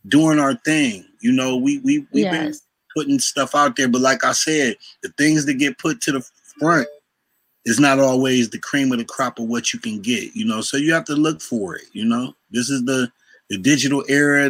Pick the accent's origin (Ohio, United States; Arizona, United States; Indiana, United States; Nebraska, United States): Ohio, United States; Cleveland; Cleveland, Ohio